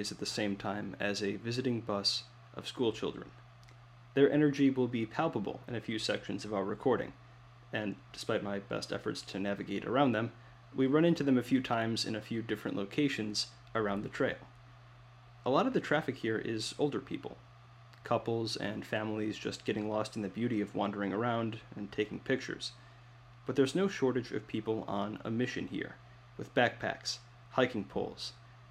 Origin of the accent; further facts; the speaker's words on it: Midwest, United States; as a Midwesterner